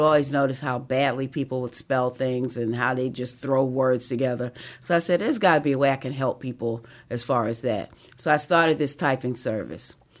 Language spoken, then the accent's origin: English; New York City, New York, United States; moved away as an adult; also born or lived in Harlem; now in Georgia, United States; I was born and raised on the Upper West Side of Manhattan. Lived in Harlem for seventeen years before coming to Georgia